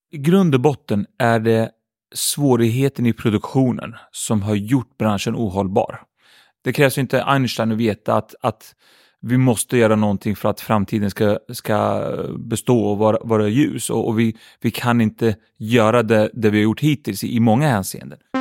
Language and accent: Swedish; Örebro, Örebro County, Sweden; Swedish is a second language; Jag hade bra ungdomsår tycker jag. Uppvuxen i ett område som heter Vivalla i Örebro